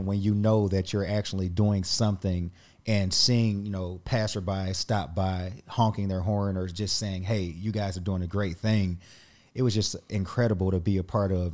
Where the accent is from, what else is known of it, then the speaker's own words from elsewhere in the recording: Indianapolis, Indiana, United States; I grew up just outside of downtown Indianapolis